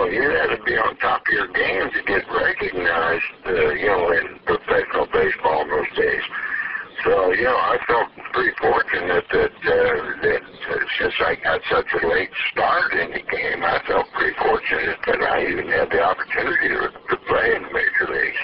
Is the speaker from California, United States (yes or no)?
no; Indianapolis, Indiana, United States; Having been born and raised in Indianapolis